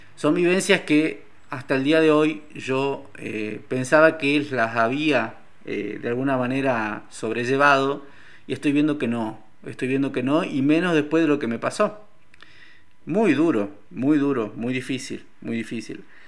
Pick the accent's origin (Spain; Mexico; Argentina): Argentina; Salta; soy de Salta